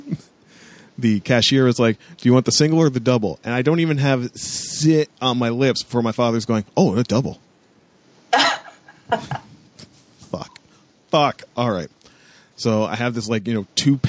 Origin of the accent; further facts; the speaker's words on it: a border town near Detroit, Ontario, Canada; moved away; I grew up in a border town